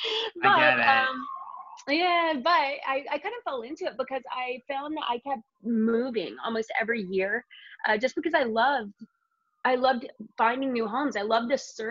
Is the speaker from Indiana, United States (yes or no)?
yes; Indiana, United States; moved away as an adult; now in Los Angeles, United States; I'm from Indiana